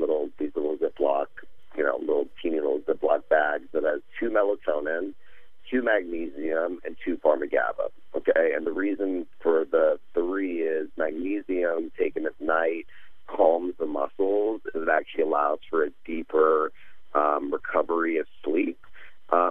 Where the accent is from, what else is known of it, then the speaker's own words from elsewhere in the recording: Texas, United States; Being born and raised in Texas